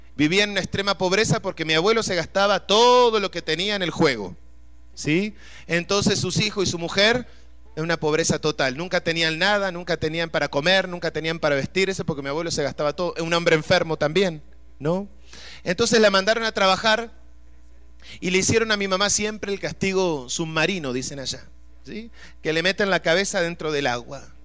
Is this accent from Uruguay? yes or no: yes; Uruguay; yo soy de Uruguay, nosotros estamos rodeados de agua